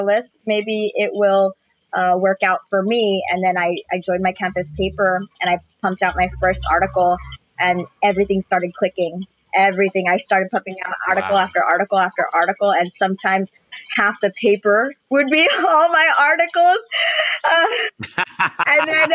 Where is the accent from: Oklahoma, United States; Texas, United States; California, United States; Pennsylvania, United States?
California, United States; Los Angeles; I'm from Eagle Rock.